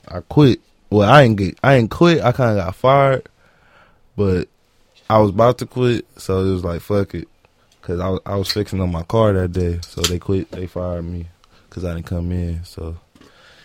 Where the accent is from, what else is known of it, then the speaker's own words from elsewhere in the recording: Los Angeles, California, United States; I'm from Watts, California, born and raised on 99th and Central